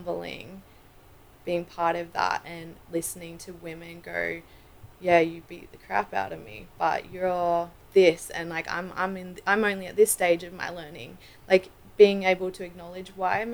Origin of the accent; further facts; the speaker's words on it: Australia; I'm Australian